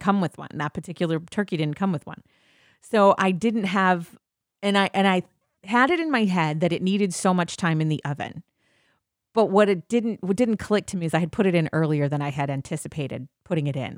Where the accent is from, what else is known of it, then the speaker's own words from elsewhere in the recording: Midwest, United States; I'm from the Midwest